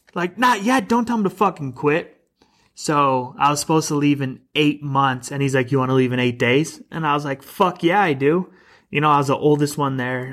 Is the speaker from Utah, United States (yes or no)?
no; Illinois, United States; moved away as an adult; also born or lived in Southern California; now in Arizona, United States; I'm originally from Illinois